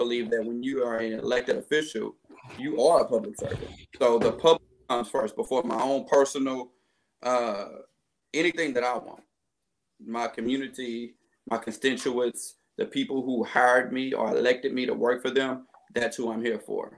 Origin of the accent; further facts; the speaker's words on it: Beaumont, Texas, United States; I was born and raised in Beaumont, Texas. I've been here for 35 years